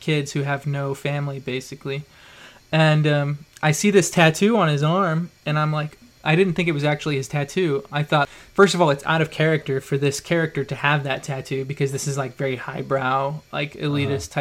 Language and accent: English; Idaho, United States; I grew up in Idaho, you know, in a farm town